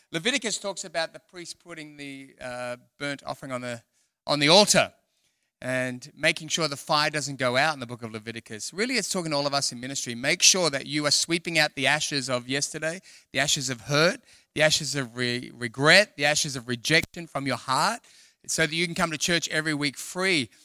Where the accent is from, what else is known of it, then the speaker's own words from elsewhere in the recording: Sydney, New South Wales, Australia; moved away as an adult; also born or lived in London; now in Perth, Australia; I'm from Sydney, and then God moved me to London for six years